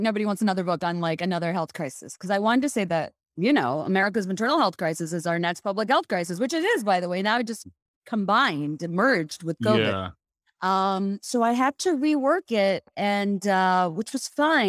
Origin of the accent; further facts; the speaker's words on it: Bangladesh; moved away as an adult; now in United States; I was born and raised in Bangladesh, and you know, I came to the States for the first time when I was going to college here at UVA.